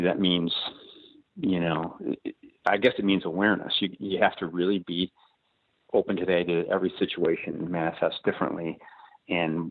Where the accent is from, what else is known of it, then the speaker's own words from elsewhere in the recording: Chicago, Illinois, United States; I was raised in Chicago on the South Side